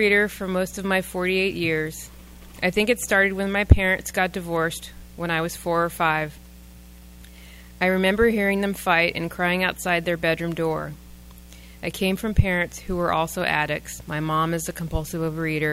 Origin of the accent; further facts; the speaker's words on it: East Coast, United States; I grew up on the East Coast, so it was cold in the winter